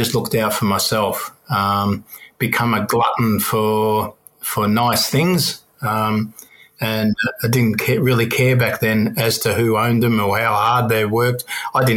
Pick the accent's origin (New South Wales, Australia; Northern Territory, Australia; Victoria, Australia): Victoria, Australia; Melbourne; I had a long rap sheet growing up in Belterra and Turana.